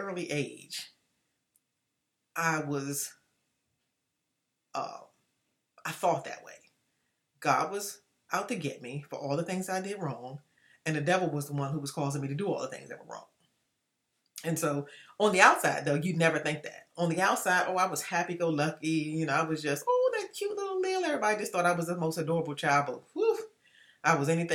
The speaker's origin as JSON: {"language": "English", "town": "Washington", "region": "District of Columbia", "country": "United States", "tie": "born or raised there", "said": "I grew up in Washington, D.C., and I am the fifth of six children"}